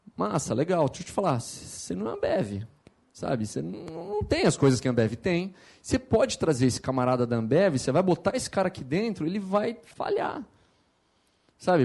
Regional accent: Campinas, São Paulo, Brazil; eu sou nascido em São Paulo, mas morei minha vida inteira em Campinas

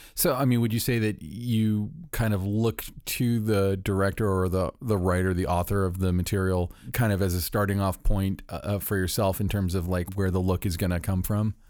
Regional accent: Orlando, Florida, United States; moved away; it's in Orlando, my hometown

